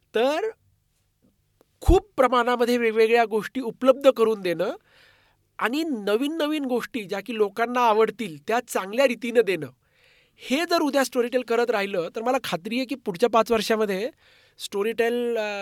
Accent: Marathi, Maharashtra, India; मी मराठी असल्याचा

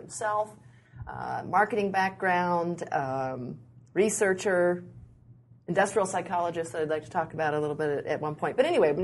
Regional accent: Midwest, United States; I'm from the Midwest

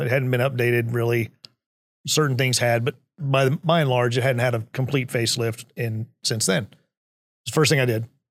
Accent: Midland, Texas, United States; I was, uh, was born and raised in Midland, Texas

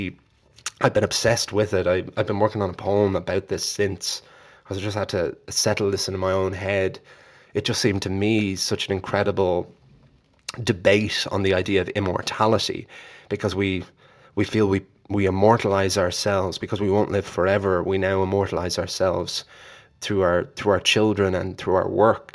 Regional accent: Ireland; my perspective as an Irish man

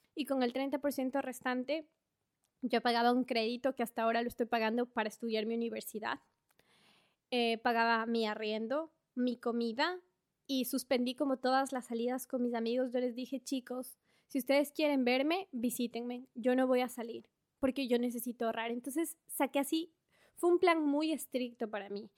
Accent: Ambato, Tungurahua, Ecuador; moved away as an adult; also born or lived in Guayaquil / Quito; now in Australia; Nací en Guayaquil, crecí en Ambato y luego me fui a estudiar a la capital de Ecuador

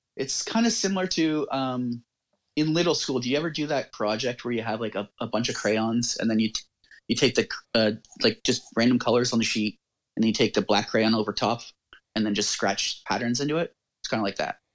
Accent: Canada; I'm Canadian

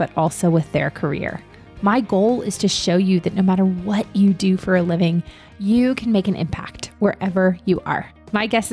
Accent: Fairfax County, Northern Virginia, United States; I grew up in Northern Virginia in Fairfax County

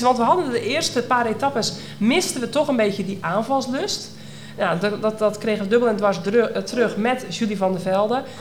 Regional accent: North Holland, Netherlands; Dat zijn wij natuurlijk in Noord-Holland niet gewend, waar ik vandaan kom

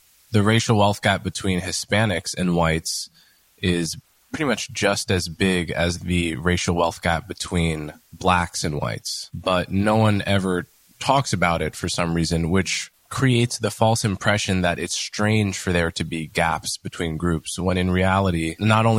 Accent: Montclair, New Jersey, United States; I grew up in Montclair, New Jersey, in a very diverse and well-off suburb of New York.

